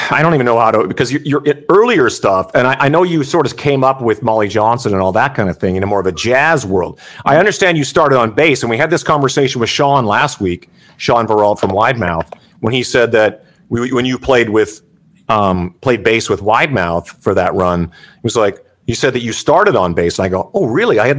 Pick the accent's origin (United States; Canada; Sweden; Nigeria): Canada; I think it's that's kind of the beauty of being Canadian